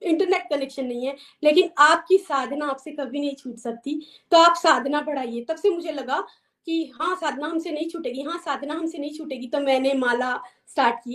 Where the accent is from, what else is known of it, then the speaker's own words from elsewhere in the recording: Chamba, Himachal Pradesh, India; moved away as an adult; now in United States; मैं बेसिकली चंबा से हूँ एंड आफ्टर मैरिज हम लोग जो हैं यूएस में सेटल हैं बचपन से ही हमारे घर में भक्तिमय माहौल था